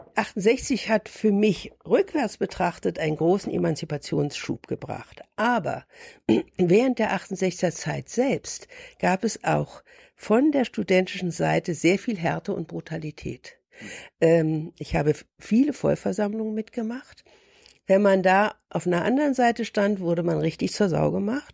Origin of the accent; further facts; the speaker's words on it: Berlin, Germany; Ich bin 1943 geboren in Berlin